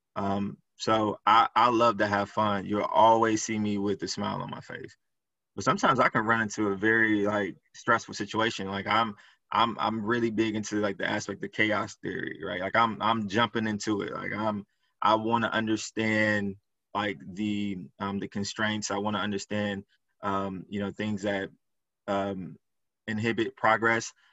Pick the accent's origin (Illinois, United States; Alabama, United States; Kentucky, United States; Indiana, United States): Illinois, United States; Chicago; So I grew up in Chicago, inner city